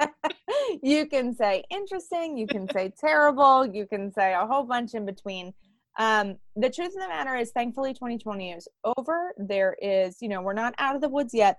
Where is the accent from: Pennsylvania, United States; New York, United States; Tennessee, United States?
Pennsylvania, United States; Pittsburgh; I am from Pittsburgh, Pennsylvania